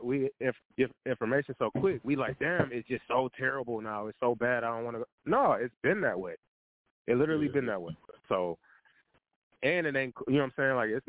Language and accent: English; Detroit, Michigan, United States; I'm from Detroit